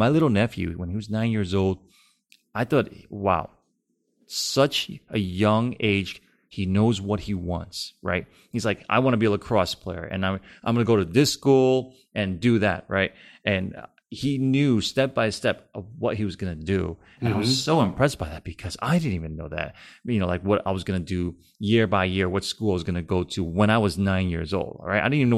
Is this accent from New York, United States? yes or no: no; California, United States; I'm from Cali